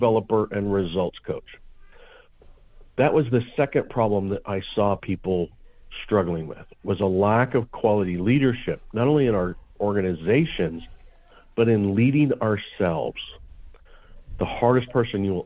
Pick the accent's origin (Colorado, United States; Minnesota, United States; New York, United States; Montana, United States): Montana, United States; I grew up in Montana